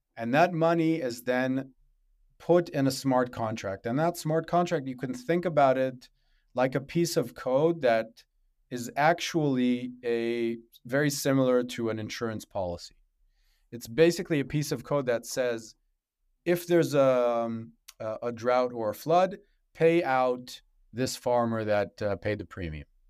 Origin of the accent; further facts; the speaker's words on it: Israel; also born or lived in Africa; I grew up in Africa and in Israel